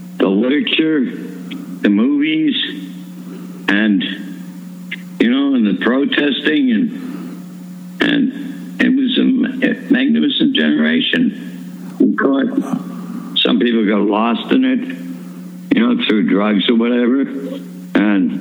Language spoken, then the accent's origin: English; Weymouth, Massachusetts, United States; moved away as an adult; also born or lived in Manhattan Beach